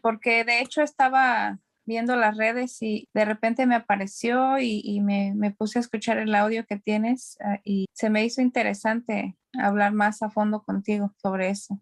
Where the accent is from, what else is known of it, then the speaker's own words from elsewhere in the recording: Mexico; moved away as an adult; now in California, United States; yo soy mexicana y tengo ah, radicando en California por 15 años